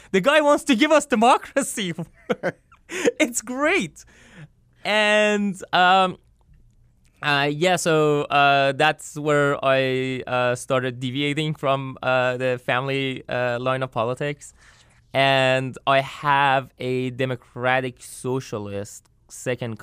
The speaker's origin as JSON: {"language": "English", "area": "north near Turkmenistan border", "region": "northern Iran", "country": "Iran", "tie": "born or raised there", "moved": "yes", "lives_now": "United States", "said": "I was born and raised in Iran in north near Turkmenistan border."}